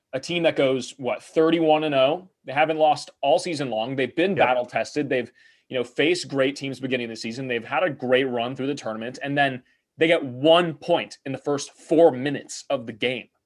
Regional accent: Bruin country, California, United States; growing up in Bruin country

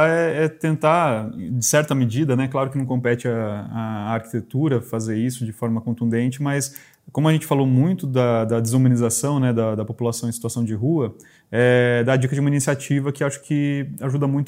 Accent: interior of São Paulo, Brazil; eu sou do interior de São

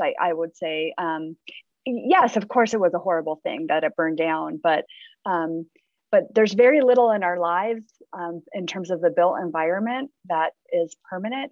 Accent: Southern California, United States; now in Fort Collins, United States; I grew up in Southern California

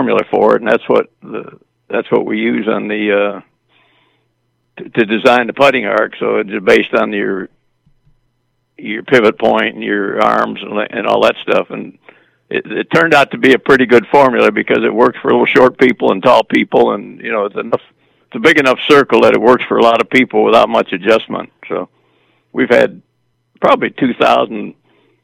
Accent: Michigan, United States; I grew up in Michigan

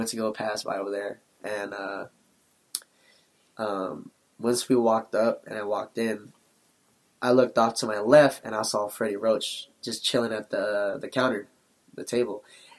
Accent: Philippines; We're both Filipino, sure.

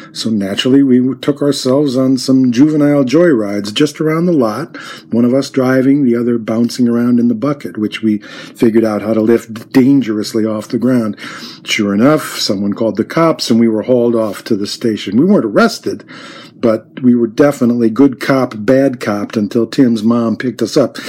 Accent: Minneapolis, Minnesota, United States; I'm from Minneapolis, which is a big city to most of the rest of Minnesota

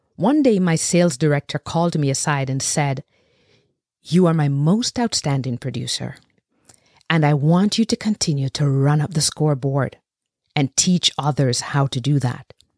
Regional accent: Jamaica; I was born and bred in Jamaica, raised by a village anchored by a pack of powerful matriarchs

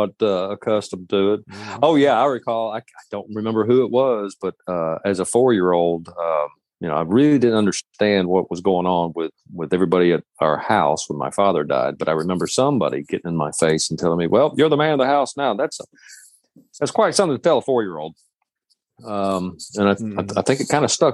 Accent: Shelby County, Alabama, United States; also born or lived in Birmingham, Alabama / Springville, Alabama; we find ourselves in Alabama. I grew up in Shelby County.

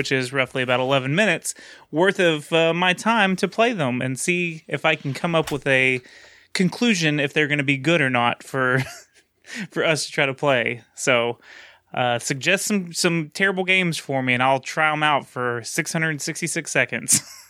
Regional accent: Texas, United States; Well, I'm the Texan.

